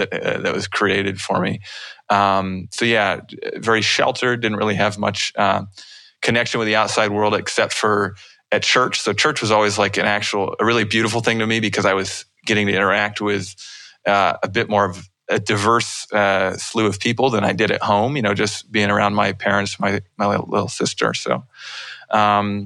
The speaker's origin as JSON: {"language": "English", "town": "Wenatchee", "region": "Washington", "country": "United States", "tie": "born or raised there", "also_born_or_lived": "Portland, Oregon / New England / Ellensburg, Washington", "said": "lived in Wenatchee for about 10 years. That was Central Washington"}